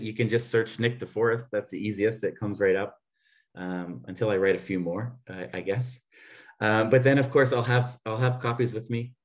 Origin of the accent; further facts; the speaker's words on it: Canada; moved away as an adult; now in Vienna, Austria; I'm a Canadian uh, living here in Austria. Um, for 22 years now